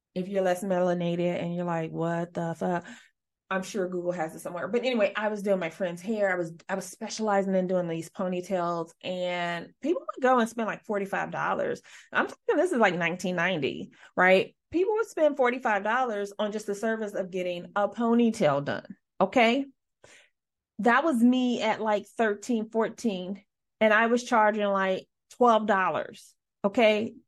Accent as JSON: {"language": "English", "region": "Midwest", "country": "United States", "said": "I'm from the Midwest"}